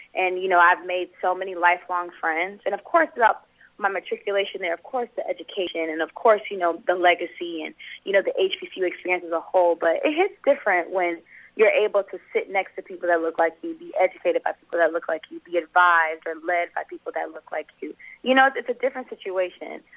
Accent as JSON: {"language": "English", "town": "Los Angeles", "region": "California", "country": "United States", "tie": "born or raised there", "also_born_or_lived": "Atlanta", "moved": "as an adult", "said": "I grew up in South Central LA, born and raised here"}